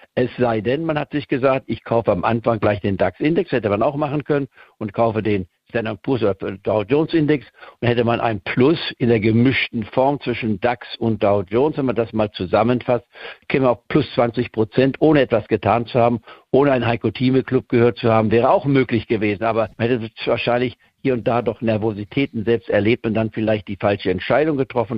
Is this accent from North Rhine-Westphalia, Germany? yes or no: no; Goslar, Lower Saxony, Germany; moved away; also born or lived in Leipzig, Saxony; Ich komme ja aus Leipzig ursprünglich, auch wenn ich da nur als Baby drei Monate gelebt habe, bevor ich dann nach Goslar-Harz am äh, umgesiedelt wurde. Ich war vor dem Ende des Zweiten Weltkrieges, bin also Niedersachsen, wenn man so will, vom Aufwachsen her